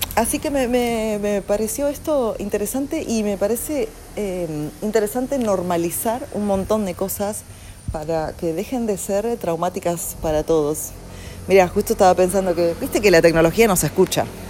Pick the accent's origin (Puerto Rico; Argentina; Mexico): Argentina; un país como Argentina, y hablo de ahí porque yo nací ahí